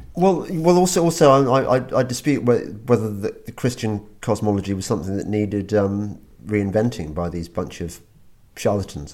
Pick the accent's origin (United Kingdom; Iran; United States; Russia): United Kingdom; England; we're English.